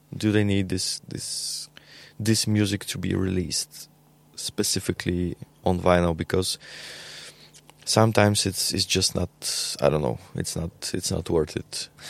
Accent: Bulgaria; We are from Bulgaria

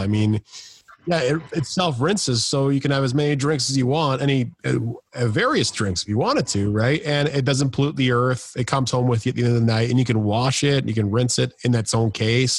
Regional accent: Canada; We're Canadian born.

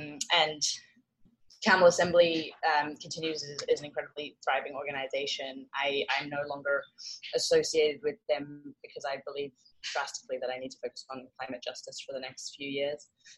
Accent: Hong Kong; also born or lived in Australia; So I was born in Hong Kong. My mother is Indian and my father is English. I was between Hong Kong and Australia for 15 years doing school

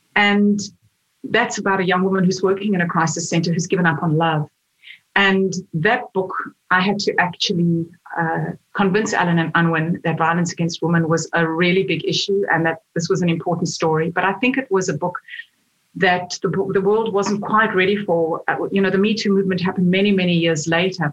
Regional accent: South Africa; moved away as an adult; now in Australia; When I was in South Africa, I, I wasn't a writer. I was I was a lawyer

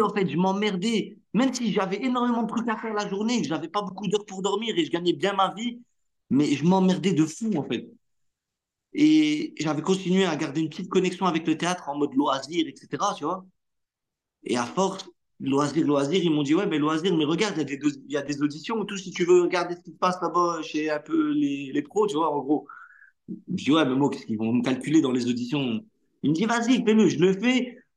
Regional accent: Hauts-de-France, France; first language Arabic; French is a second language; je suis natif des Hauts-de-France

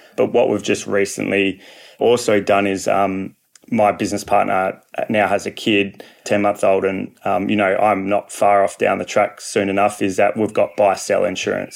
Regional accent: Perth, Western Australia, Australia; I'm from Perth, Western Australia

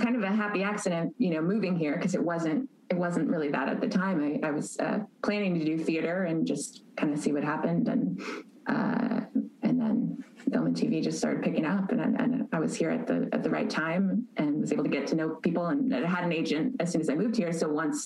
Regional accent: Chicago, Illinois, United States; moved away as an adult; also born or lived in East Coast, United States / Los Angeles, United States; now in Atlanta, United States; I was born on the East Coast and grew up in the Chicago suburbs.

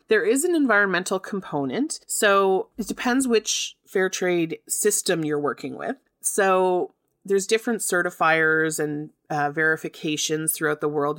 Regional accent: Canada; accent: Canadian; I'm in Canada

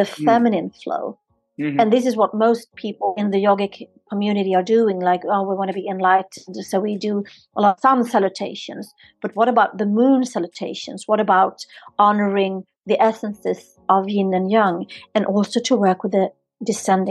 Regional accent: Sweden; now in Spain; I'm born and raised in Sweden

